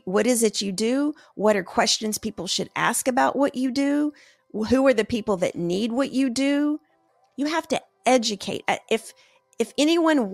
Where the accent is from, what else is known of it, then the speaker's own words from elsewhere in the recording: Tennessee, United States; moved away; also born or lived in Houston, Texas; I'm from Tennessee